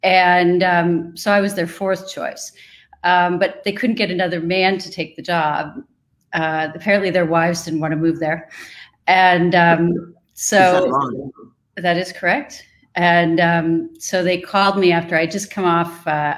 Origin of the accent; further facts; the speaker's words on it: Midwest, United States; I moved to New York from the Midwest. So I was tossed into an environment that was completely different than what I was used